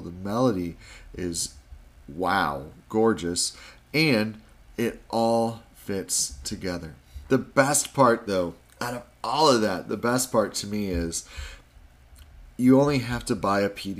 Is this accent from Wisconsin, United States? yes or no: yes; Wisconsin, United States; I grew up in Wisconsin, which was not far from Chicago